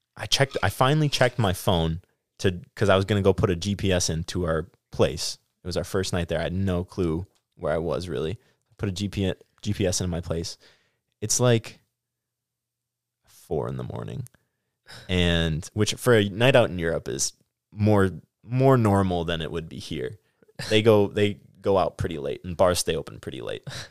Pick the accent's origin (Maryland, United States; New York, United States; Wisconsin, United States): Wisconsin, United States; Stoughton; also born or lived in La Crosse, Wisconsin / Platteville, Wisconsin; I grew up in Stoughton